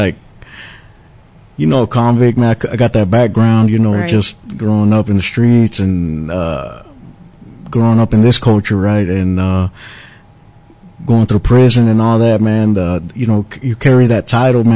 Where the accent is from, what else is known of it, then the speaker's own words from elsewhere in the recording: Pleasant Grove, United States; I'm from Pleasant Grove, and I was raised one foot in church and the other foot in the streets